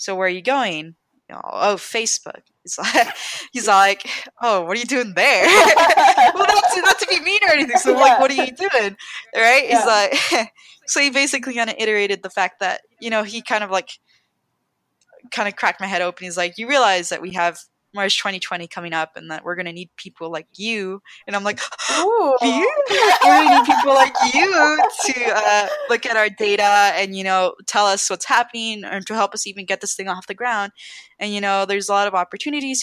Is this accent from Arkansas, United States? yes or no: no; Los Angeles, California, United States; moved away; I'm from SoCal. I'm from Los Angeles